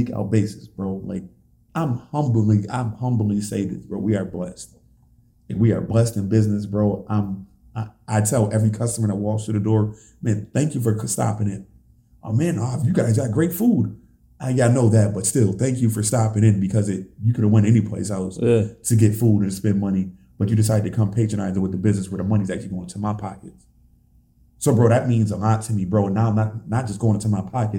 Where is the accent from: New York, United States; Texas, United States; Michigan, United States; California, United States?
New York, United States; Buffalo; I love the city of Buffalo that much. Like, this is my hometown